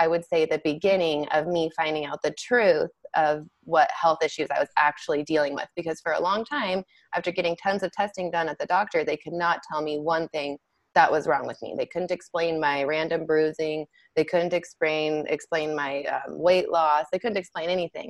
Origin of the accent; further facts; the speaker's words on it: Salmon, Idaho, United States; moved away as an adult; also born or lived in Boise, Idaho; I grew up in Salmon, Idaho, which is a small town in southeast Idaho